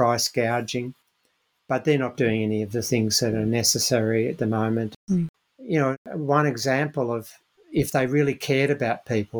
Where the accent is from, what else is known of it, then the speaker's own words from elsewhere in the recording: Melbourne, Victoria, Australia; growing up in Melbourne